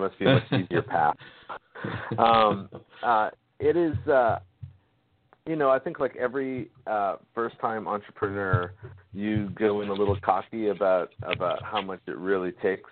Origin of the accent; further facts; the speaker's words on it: Maine, United States; now in North Carolina, United States; my hometown newspaper up in Maine